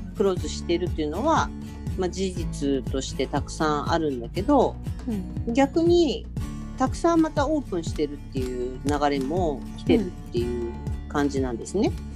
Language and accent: Japanese; Tokyo, Japan; 東京生まれ東京育ち